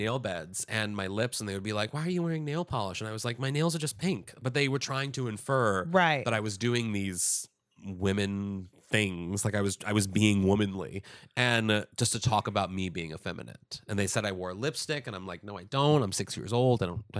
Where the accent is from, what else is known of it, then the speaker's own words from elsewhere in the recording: Kirkwood, Missouri, United States; Missouri. Yeah, I graduated from my hometown.